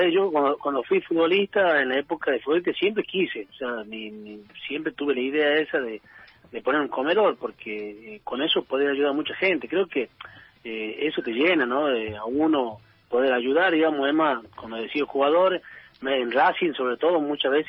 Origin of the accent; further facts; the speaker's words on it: Tucumán, Argentina; also born or lived in Buenos Aires / France; después ya me quedé acá en mi pueblo porque fui presidente del club donde, donde, donde vivo